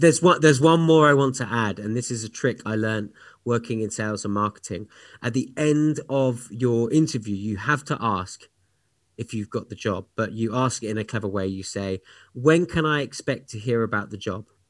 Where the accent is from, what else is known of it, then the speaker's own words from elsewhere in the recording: United Kingdom; moved away; my home country of the U K